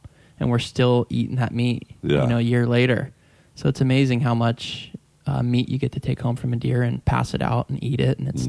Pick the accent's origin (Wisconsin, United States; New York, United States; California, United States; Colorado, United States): California, United States; San Diego; I grew up in Point Loma, which is a small area just right there at the point by San Diego Bay.